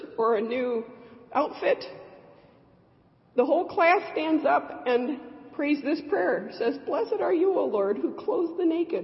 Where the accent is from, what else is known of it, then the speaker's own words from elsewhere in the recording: Michigan, United States; I'm from Michigan.